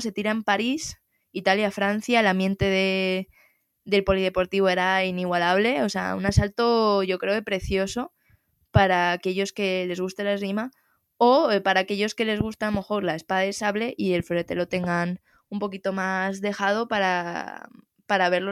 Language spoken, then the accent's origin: Spanish; Spain; nos compete a los españoles